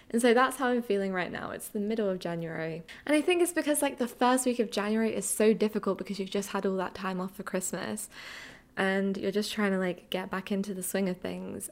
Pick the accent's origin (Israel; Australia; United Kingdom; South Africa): United Kingdom; Essex, East of England; moved away as an adult; also born or lived in London; now in New York City, United States; I grew up in Essex in the UK